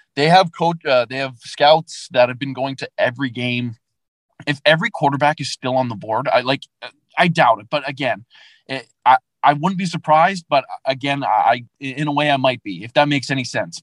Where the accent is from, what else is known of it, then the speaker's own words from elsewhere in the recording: Vancouver, British Columbia, Canada; growing up in Vancouver